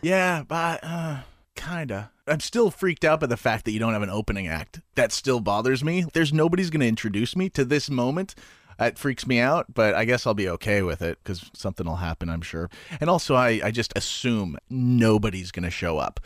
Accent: Canada; I'm Canadian

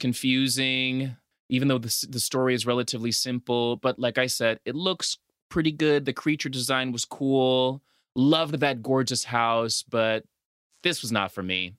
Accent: La Paz, Bolivia; now in United States; growing up in Latin America, specifically Bolivia, a lot of times, at least back then when we lived there

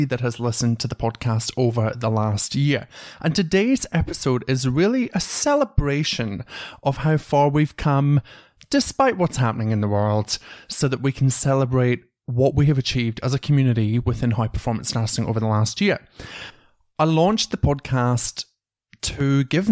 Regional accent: Scotland, United Kingdom; now in Australia; from Scotland

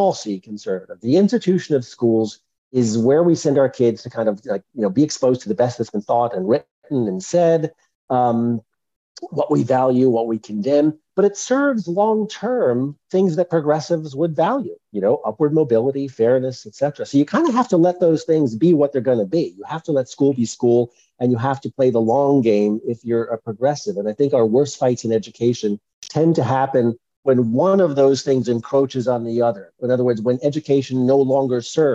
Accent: Long Island, New York, United States; I grew up on Long Island.

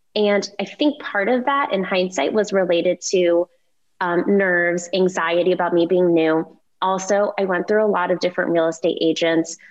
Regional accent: Cleveland, Ohio, United States; moved away; I'm I'm from Cleveland and my parents still live there

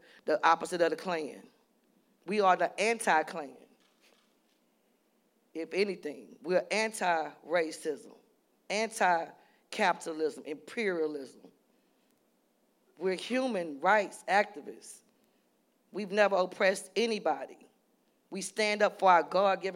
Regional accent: New Orleans, Louisiana, United States; I'm from New Orleans

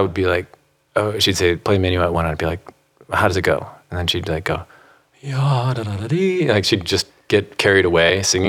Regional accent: Chicago, Illinois, United States; I come from France. From Chicago. {S1} Okay. {S6} Yeah. Grew up there.

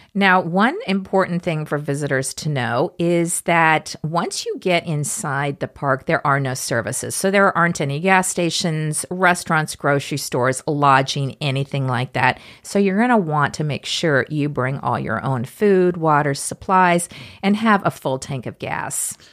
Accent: Kansas, United States; both Matt and I grew up in Kansas before the age of the internet

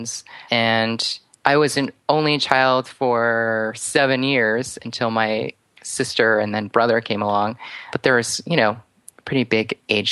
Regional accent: outside of New York City, United States; I grew up outside of New York City and actually just a town over from where he lived for a time

